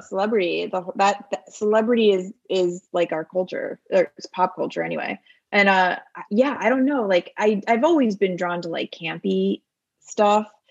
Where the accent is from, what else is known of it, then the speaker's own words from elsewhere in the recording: Bucks County, outside Philadelphia, Pennsylvania, United States; moved away; I grew up in Bucks County, which is outside of Philadelphia